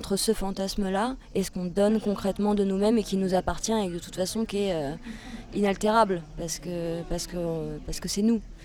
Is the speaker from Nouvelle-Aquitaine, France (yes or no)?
yes; Charente, Nouvelle-Aquitaine, France; now in Poitiers, France; je suis française née en Charente, j'ai 31 euh, ans. J'ai quitté la Charente pour euh, m'installer à Poitiers